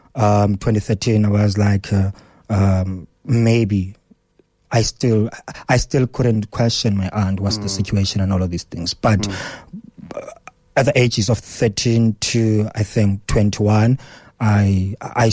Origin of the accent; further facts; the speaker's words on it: Cofimvaba, Eastern Cape, South Africa; English is a second language; now in Johannesburg, South Africa; I come from Kofimvaba, from one of the remote rural areas within that space. I moved from home.